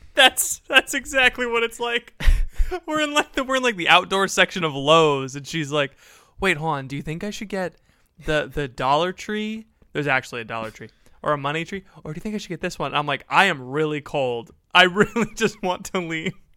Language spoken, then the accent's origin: English; Florida, United States; I'm from Florida, which is a different place